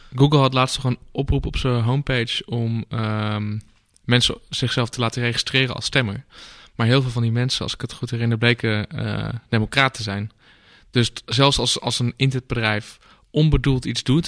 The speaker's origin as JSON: {"language": "Dutch", "town": "Amsterdam", "region": "North Holland", "country": "Netherlands", "said": "als Amsterdammer"}